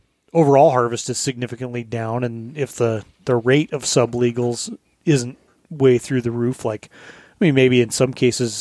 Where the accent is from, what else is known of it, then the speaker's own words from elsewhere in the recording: Colorado, United States; now in Alaska, United States; I grew up in Colorado.